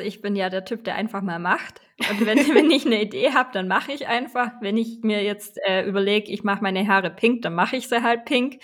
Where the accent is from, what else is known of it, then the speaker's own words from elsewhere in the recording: Swabia, Baden-Württemberg, Germany; accent: Swabian; Ich komme aus dem Schwabenländle. Ich versuche mich anzustrengen, aber hin und wieder kommt dann der schwäbische Dialekt durch